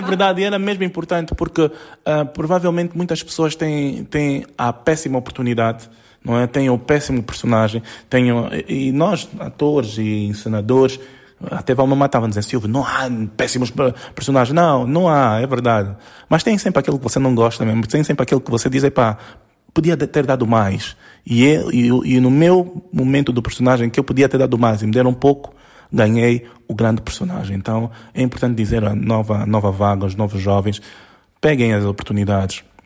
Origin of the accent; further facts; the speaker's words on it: Lubango, Huíla, Angola; eu como sou do Lubango e sempre subi montanhas